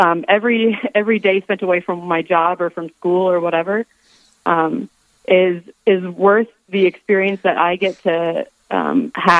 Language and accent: English; Rapid City, South Dakota, United States; I am originally from Rapid City, South Dakota. I grew up here